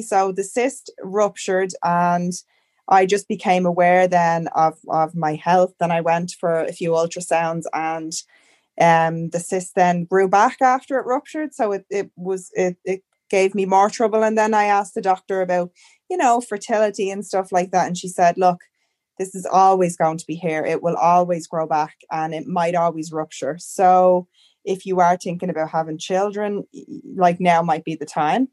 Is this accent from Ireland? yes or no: yes; Ireland; moved away as an adult; now in Canada; I'm from Ireland, but I'm currently living in Canada.